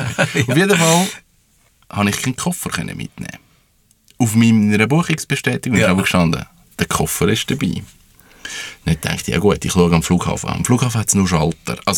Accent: Switzerland; Und wir sind Schweizer.

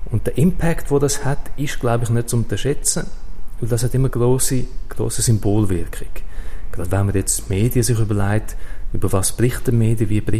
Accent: Switzerland; AstroTurf ist ein Begriff, den wir bei uns in der Schweiz in Europa nicht so kennen.

